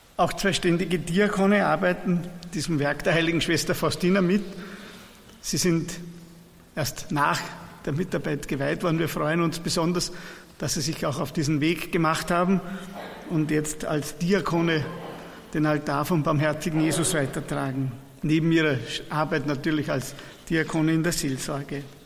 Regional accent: Persenbeug, Lower Austria, Austria

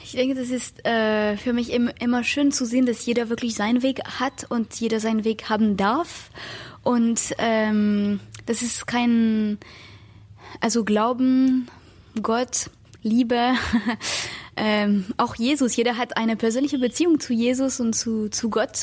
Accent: France; moved away; ich komme aus Frankreich

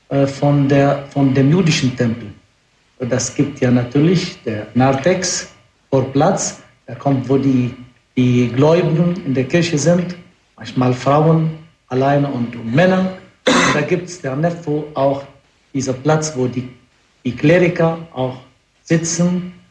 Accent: Lebanon; Ich bin doch äh, Araber, Christen. Ich komme aus dem Libanon selbst.

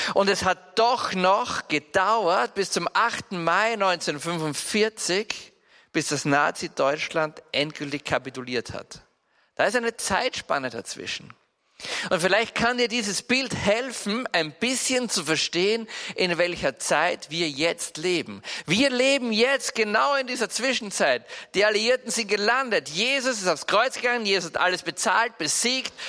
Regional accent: Salzburg, Austria; Bei uns in Salzburg

